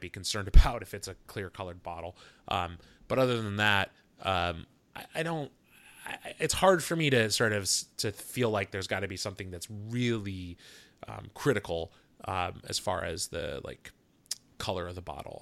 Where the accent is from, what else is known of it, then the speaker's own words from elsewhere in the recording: Seattle, Washington, United States; also born or lived in New York City; here in my hometown of Seattle